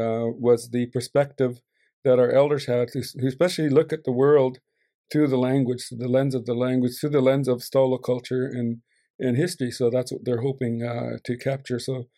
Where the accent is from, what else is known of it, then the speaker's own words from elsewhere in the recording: Laidlaw, British Columbia, Canada; also born or lived in Boston Bar, Canada; I come from Shohamel. Shohamel means where the river levels and widens. The English name of the place is actually Laidlaw, 10 kilometers west of Hope.